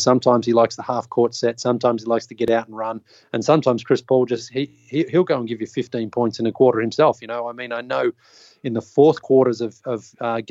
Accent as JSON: {"language": "English", "country": "Australia", "tie": "born or raised there", "also_born_or_lived": "Toronto", "moved": "as an adult", "said": "I grew up in Australia"}